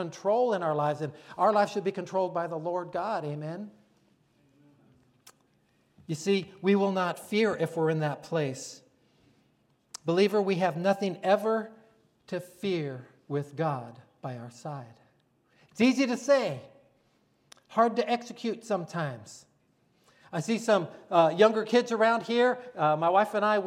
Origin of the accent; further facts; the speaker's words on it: Florida, United States; I'm from Florida